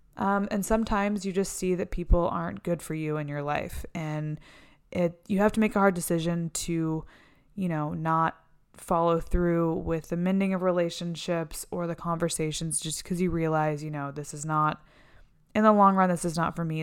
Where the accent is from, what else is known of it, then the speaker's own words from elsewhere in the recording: Texas, United States; moved away as an adult; also born or lived in Florida; now in Los Angeles, United States; I lived in Texas most of my young life. I went to college in Texas